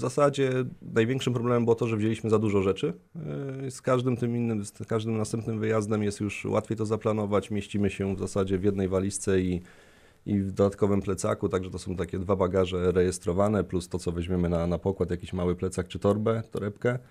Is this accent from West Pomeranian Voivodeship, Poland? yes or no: yes; Koszalin, West Pomeranian Voivodeship, Poland; moved away; pochodzę z nadmorza, z Koszalina